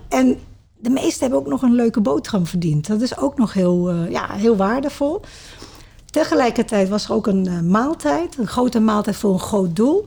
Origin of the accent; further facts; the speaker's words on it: Sittard, Limburg, Netherlands; also born or lived in Maastricht; now in Culemborg, Netherlands; ik ben geboren in Limburg, in Sittard. Ja. Er zijn twee steden waar ik in opgegroeid ben, Sittard en Maastricht.